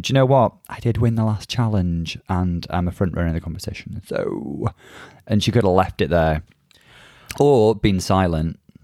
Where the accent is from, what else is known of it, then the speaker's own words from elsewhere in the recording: North Wales, United Kingdom; I'm from North Wales